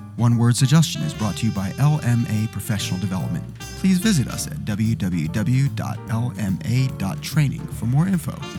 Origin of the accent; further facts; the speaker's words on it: Australia; as we say in Australia, a bucks night